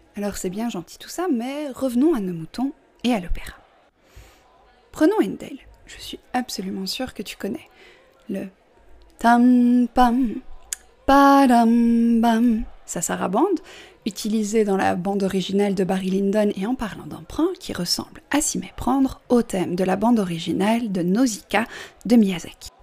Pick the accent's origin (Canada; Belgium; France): Belgium; je suis belge